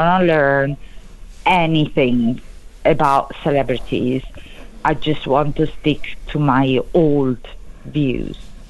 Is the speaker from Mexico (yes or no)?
no; Italy; accent: Italian; English is a second language; moved away; I think it's quite clear that I'm Italian, for example, as due to my accent. So I can use my Italian roots